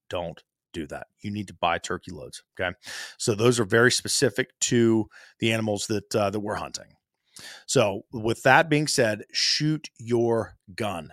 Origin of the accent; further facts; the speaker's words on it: Ohio, United States; My home state of Ohio